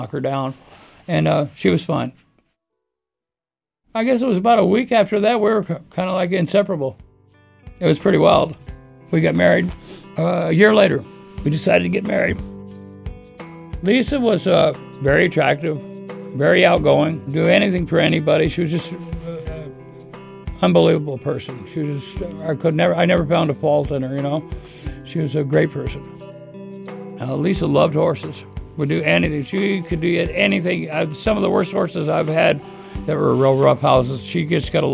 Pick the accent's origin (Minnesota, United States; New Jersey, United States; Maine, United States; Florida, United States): Maine, United States; Scarborough; I was born in Scarborough, Maine. Specifically, I was born in the grandstand at Scarborough Downs as a racetrack